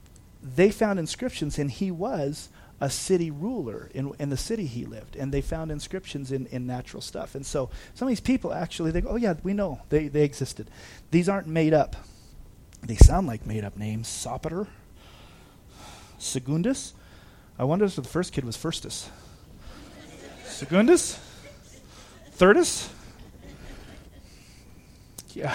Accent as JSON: {"language": "English", "town": "Big Bear Lake", "region": "California", "country": "United States", "tie": "born or raised there", "said": "I've been here since 1977, so this is my hometown"}